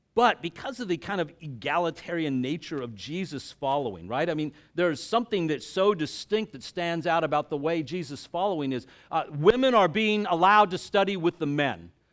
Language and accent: English; the South, United States; I was raised in the South, and my dad was in oil